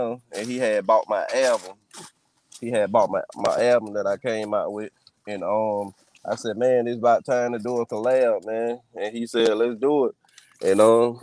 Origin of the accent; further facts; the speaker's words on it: Blakely, Georgia, United States; now in Mobile, United States; I was born and raised in Blakely, Georgia